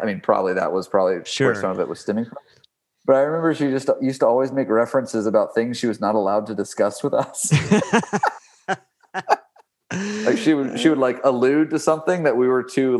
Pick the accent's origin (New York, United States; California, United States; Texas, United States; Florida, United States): Texas, United States; I grew up in Texas at a very like conservative area